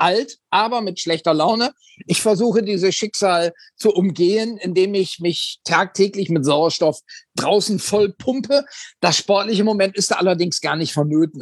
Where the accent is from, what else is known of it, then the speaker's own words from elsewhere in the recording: Oldenburg, Lower Saxony, Germany; in meiner Heimatstadt Oldenburg